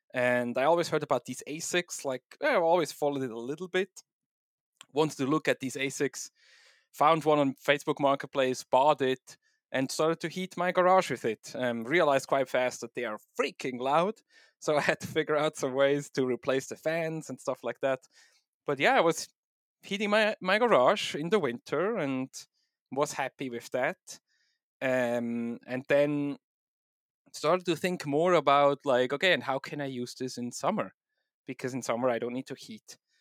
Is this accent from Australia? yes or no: no; Switzerland; accent: combination of Swiss, German, and English; also born or lived in East Coast, United States; now in United States; I'm originally from Switzerland, uh, so my weird accent is a combination of Swiss, German, German, and English, um, but I do live now in the U S, um, on the East Coast